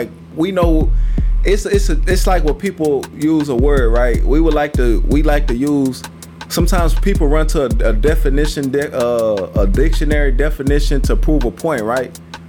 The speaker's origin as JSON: {"language": "English", "region": "Wisconsin", "country": "United States", "said": "I want niggas to think I'm down here chopping wood and lifting goddamn logs and shit because I'm from Wisconsin"}